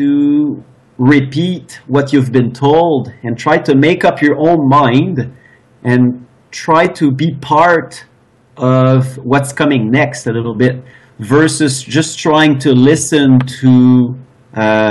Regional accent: Eastern Canada, Canada; I'm from Eastern Canada

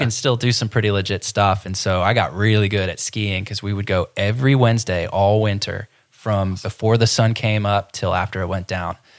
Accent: Ohio, United States; now in Florida, United States; I grew up in Ohio

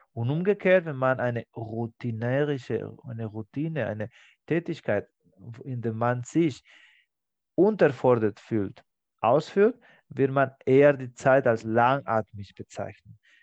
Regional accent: Spain; German is a second language; moved away; in meinem Heimatland Spanien

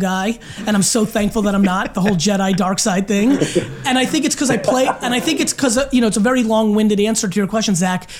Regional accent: Belarus; born or raised there; now in United States

